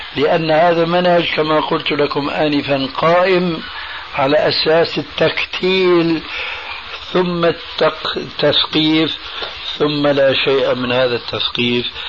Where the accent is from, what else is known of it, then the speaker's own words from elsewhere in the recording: Damascus, Damascus Governorate, Syria; وأنا سوري دمشقي